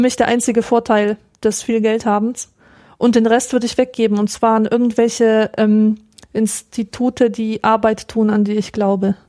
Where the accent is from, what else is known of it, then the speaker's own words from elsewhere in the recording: Augsburg, Bavaria, Germany; ich lese vor allem die Lokalzeitung, die Augsburger Allgemeine, naja. und da erfahre ich äh, Erfreuliches aus aus meiner Heimatstadt